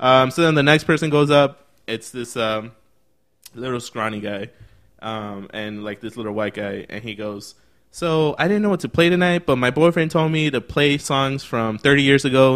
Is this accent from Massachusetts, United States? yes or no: no; Chicago, Illinois, United States; also born or lived in Berwyn, Illinois; we're from Chicago